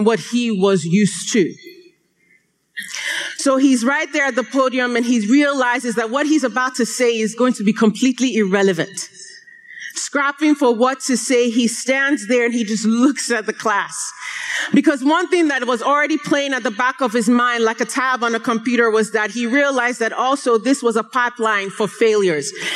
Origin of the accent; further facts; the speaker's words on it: Nigeria; I am Nigerian